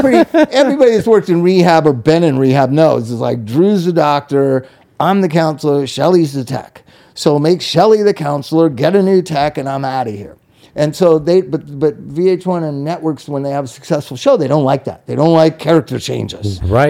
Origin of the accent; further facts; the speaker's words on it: Palm Springs, California, United States; also born or lived in Los Angeles / Inglewood; in third grade we moved back to Palm Springs